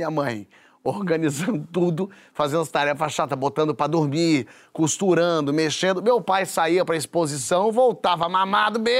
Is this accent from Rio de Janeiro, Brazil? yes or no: yes; Rio de Janeiro, Brazil; born there; Primeiro, quando eu nasci, minha mãe aqui no Rio